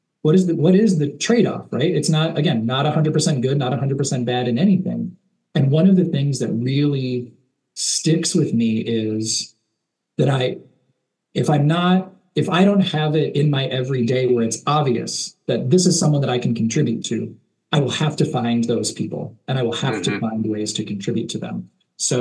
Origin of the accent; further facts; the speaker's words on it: Chicago, Illinois, United States; a kid growing up around Chicago